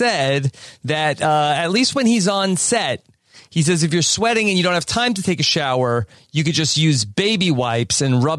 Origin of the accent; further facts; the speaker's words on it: Hawaii, United States; I'm Hawaiian. We got salt water on me. We good.